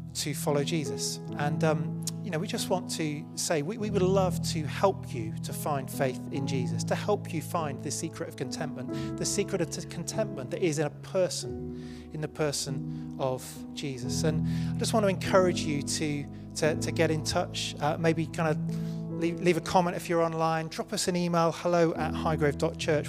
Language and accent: English; United Kingdom; I'm British